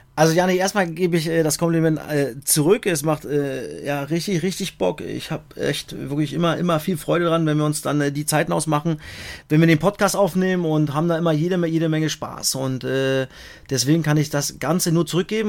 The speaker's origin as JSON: {"language": "German", "town": "Cottbus", "region": "Brandenburg", "country": "Germany", "tie": "born or raised there", "said": "ich bin dann schon sehr heimatverbunden ich bin in Cottbus geboren und ich, ich gucke natürlich nach Cottbus, habe da Familie, meine ganzen Freunde seit über 30 Jahren"}